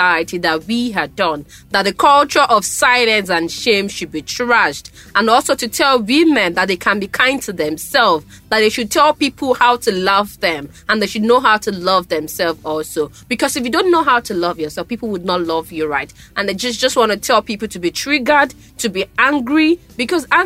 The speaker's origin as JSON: {"language": "English", "town": "Ibadan", "region": "Oyo", "country": "Nigeria", "said": "I come from Ibadan."}